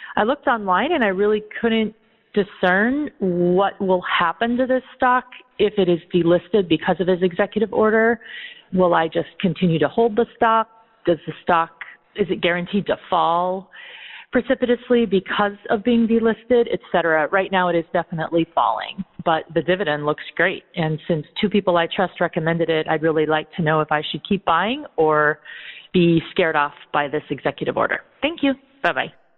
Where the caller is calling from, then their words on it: Sunnyvale, California, United States; I'm calling from Sunnyvale, California.